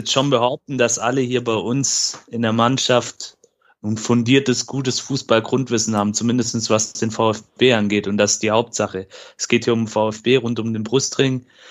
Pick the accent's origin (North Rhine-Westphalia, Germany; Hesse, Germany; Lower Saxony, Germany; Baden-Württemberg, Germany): Baden-Württemberg, Germany; Böblingen; hier in meiner Heimatstadt in Böblingen